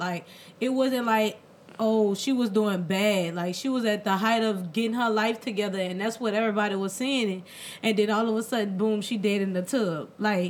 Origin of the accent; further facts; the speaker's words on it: New Orleans, Louisiana, United States; we're from New Orleans East Side. You know, and there's really not much out here.